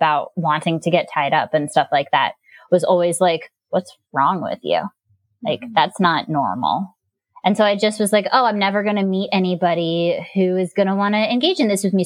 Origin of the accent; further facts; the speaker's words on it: Gainesville, Florida, United States; moved away; I grew up in Gainesville, Florida.